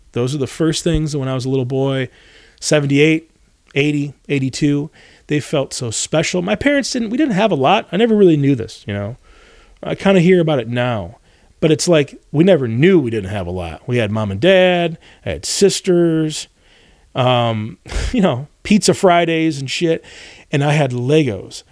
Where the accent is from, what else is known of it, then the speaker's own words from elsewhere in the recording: Northern Michigan, United States; where I grew up in the Midwest, you grow, I'm from Northern Michigan